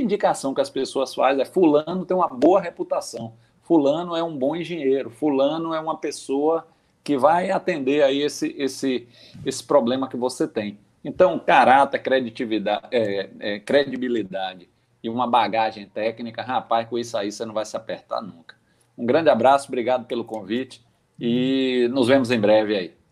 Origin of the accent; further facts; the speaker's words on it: Aracaju, Sergipe, Brazil; minha conterrânea de Aracaju. Ela hum. nem sabe, mas eu sou eu sou sergipano de nascimento.